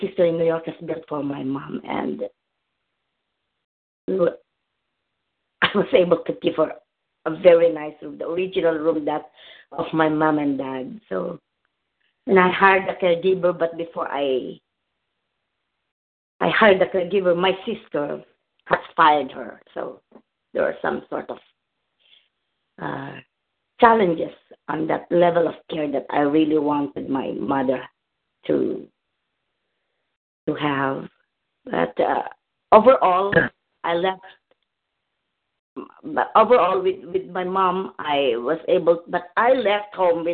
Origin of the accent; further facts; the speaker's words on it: Philippines; moved away; there was a big typhoon in the Philippines. The flood was in my hometown